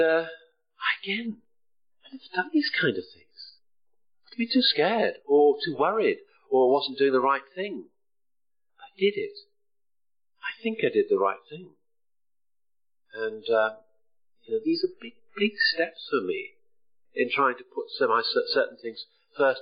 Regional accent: the Wirral, North West England, United Kingdom; now in Bristol, United Kingdom; I'm a lad from the Wirral who doesn't have a Scouse accent

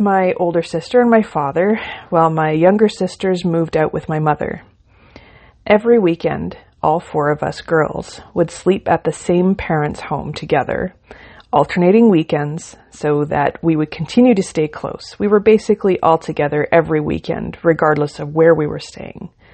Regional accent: Ontario, Canada; I was born in Ontario, and I lived a comfortable country life with my parents and three sisters

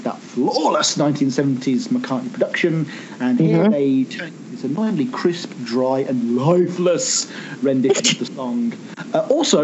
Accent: United Kingdom; as a Brit

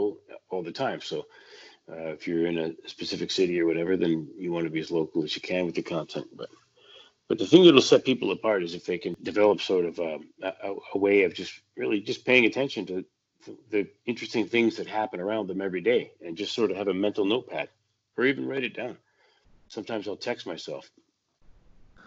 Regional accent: White Rock, British Columbia, Canada; I grew up in White Rock, so you could get Seattle radio on a clear night

